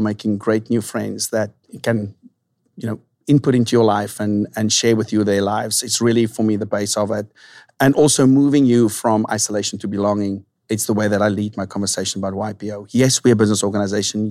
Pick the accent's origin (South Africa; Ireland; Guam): South Africa; moved away as an adult; now in San Diego, United States; born and raised in South Africa